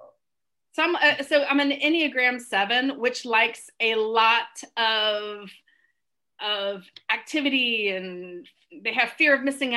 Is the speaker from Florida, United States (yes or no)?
yes; Florida, United States; moved away as an adult; now in New York City, United States; So I'm originally from the state of Florida. Ooh. And I've lived up in New York City since I was 23.